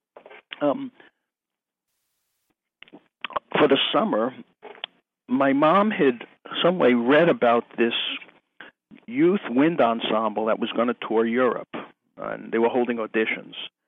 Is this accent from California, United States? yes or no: no; outside New York City, United States; I grew up outside New York City, and I used to go into Manhattan School of Music on the weekends